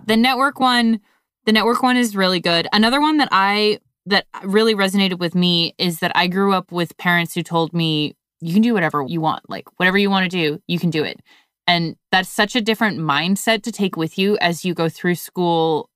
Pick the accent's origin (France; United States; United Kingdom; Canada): Canada; growing up in Canada